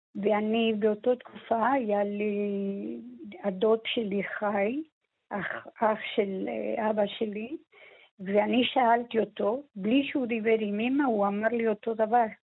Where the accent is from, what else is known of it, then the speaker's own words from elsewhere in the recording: Buenos Aires, Argentina; now in Israel; שנינו נולדנו בארגנטינה ושנינו מבואנוס איירס.